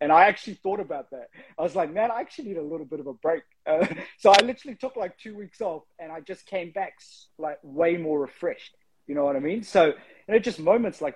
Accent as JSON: {"language": "English", "country": "Fiji", "said": "Being Pacifica, I'm from Fiji"}